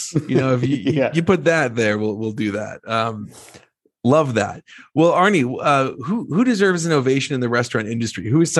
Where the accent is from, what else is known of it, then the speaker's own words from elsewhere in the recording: New Jersey, United States; I'm from Jersey